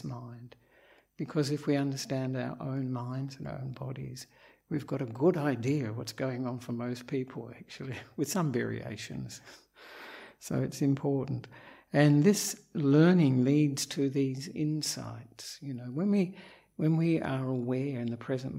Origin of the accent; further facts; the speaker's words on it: Australia; moved away as an adult; also born or lived in Perth, Western Australia; now in Sri Lanka; I am an Australian monk